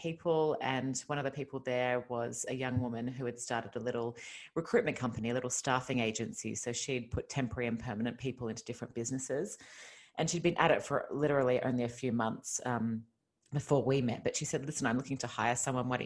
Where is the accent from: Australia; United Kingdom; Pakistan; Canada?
Australia; accent: Australian; moved away as an adult; now in Los Angeles, United States; you might have heard from my accent that I'm originally Australian. I moved to California 5 years ago.